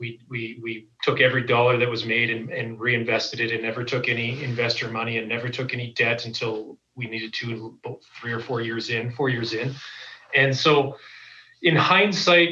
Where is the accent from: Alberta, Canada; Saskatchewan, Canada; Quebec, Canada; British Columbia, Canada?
Alberta, Canada; Calgary; I'm born and raised in Calgary